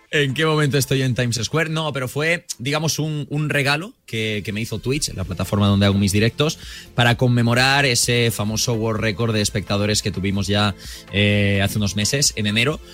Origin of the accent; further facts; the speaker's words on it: Murcia, Region of Murcia, Spain; yo soy de Murcia